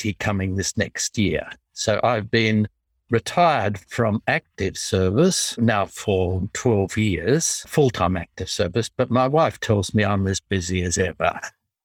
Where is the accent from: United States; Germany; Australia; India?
Australia; accent: Australian English; I apologize for my accent. I speak in tongues.